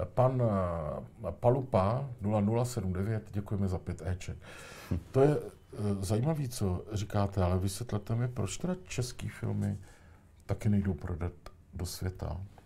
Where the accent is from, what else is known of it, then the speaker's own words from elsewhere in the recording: Tišnov, South Moravian Region, Czechia; u nás v Tišnově